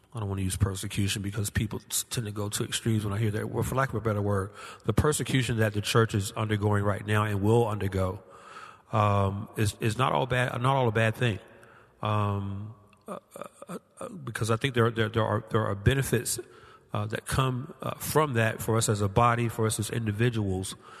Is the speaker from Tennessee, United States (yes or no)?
no; Georgia, United States; my home state of Georgia